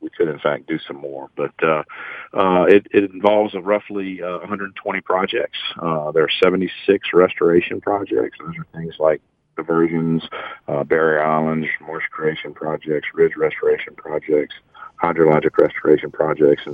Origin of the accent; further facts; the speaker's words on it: Baton Rouge, Louisiana, United States; also born or lived in Auburn, Alabama; I grew up in Baton Rouge, and everybody I knew was going to LSU